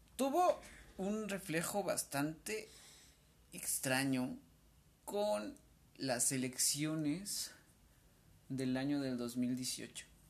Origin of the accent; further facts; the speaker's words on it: Tlaxcala, Mexico; nosotros somos del estado de Tlaxcala, somos originarios